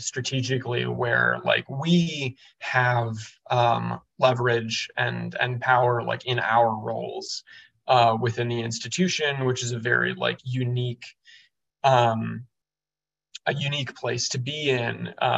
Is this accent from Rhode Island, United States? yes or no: no; Evanston, Illinois, United States; moved away as an adult; also born or lived in St. Paul, Minnesota; now in New York, United States; I'm originally from Evanston, Illinois, right off the north side of Chicago